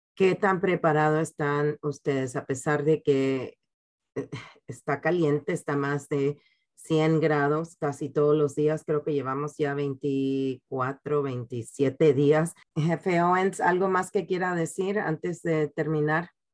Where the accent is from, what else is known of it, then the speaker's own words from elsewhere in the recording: Panama; now in San Antonio, United States; Panamá, el país donde yo nací